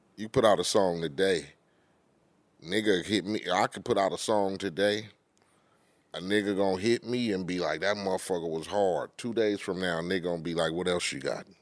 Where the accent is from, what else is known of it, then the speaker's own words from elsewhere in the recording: Compton, California, United States; When you growing up in Compton and poverty